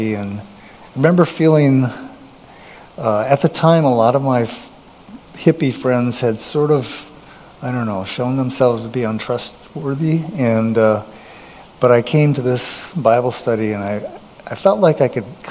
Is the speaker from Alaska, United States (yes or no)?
no; Fargo, North Dakota, United States; moved away as an adult; also born or lived in Washington, D.C.; I'm originally from Fargo, so there was a point there where we were wanting to get back around family